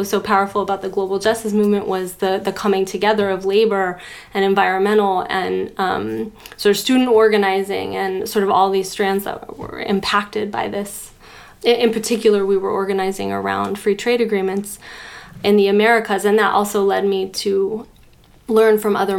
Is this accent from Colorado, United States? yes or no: yes; Boulder, Colorado, United States; And I grew up in Boulder, Colorado, which is actually a sort of center for a lot of interesting strands of sort of healing work. And also a pretty homogeneously white town, progressive or liberal, you could say.